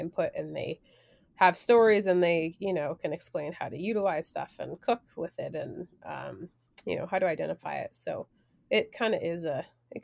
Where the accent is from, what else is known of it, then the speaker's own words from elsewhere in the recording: Provincetown, Massachusetts, United States; I grew up in Provincetown in Cape Cod